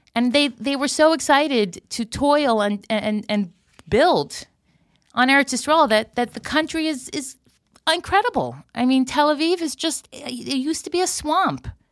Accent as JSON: {"language": "English", "country": "United States", "moved": "as an adult", "lives_now": "Israel", "said": "an American who made Aliyah"}